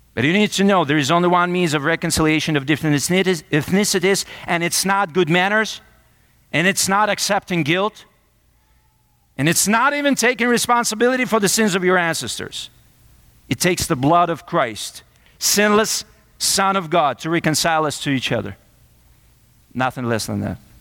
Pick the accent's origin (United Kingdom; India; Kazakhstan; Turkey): Kazakhstan; now in United States; I'm from Kazakhstan